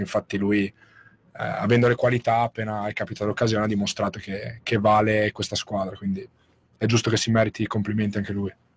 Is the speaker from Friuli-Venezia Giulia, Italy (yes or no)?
yes; Muzzana del Turgnano, Friuli-Venezia Giulia, Italy; moved away; also born or lived in Latisana; il, mio, il, mio, paese d'origine è Muzzana